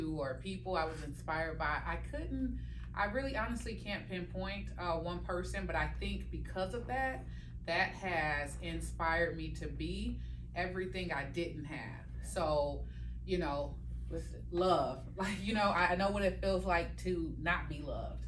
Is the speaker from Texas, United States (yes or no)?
no; Milwaukee, Wisconsin, United States; Milwaukee, Wisconsin, born and raised